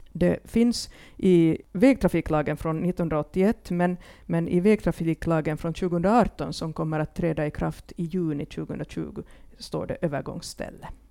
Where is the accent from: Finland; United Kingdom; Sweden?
Finland